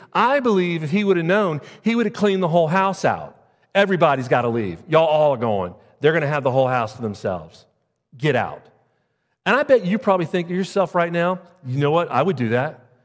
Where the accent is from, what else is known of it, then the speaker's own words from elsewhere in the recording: Jacksonville, Florida, United States; moved away; I'm from Jacksonville, Florida.